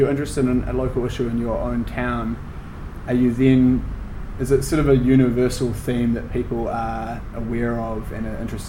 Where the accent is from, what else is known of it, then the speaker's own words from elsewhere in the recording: Wellington, New Zealand; local publication focused on a motorway extension in Wellington, which is where we're both from. I'm half from Wellington.